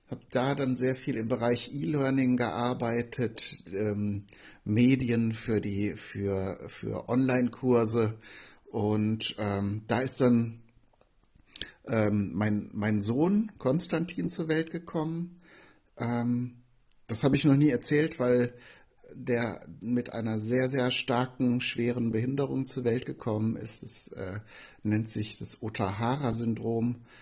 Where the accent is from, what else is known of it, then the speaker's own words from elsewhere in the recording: Bünde, North Rhine-Westphalia, Germany; ich stamme aus Bünde in Westfalen. Da, dort bin ich geboren und aufgewachsen, habe auch große Teile meines Lebens hier verbracht, habe viele Freunde hier, bin auch vor zwei Jahren wieder in diese Region gezogen